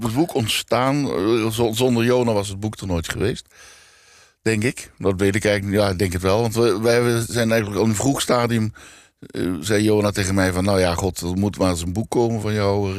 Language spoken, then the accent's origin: Dutch; Limburg, Netherlands; moved away; ik kom uit Limburg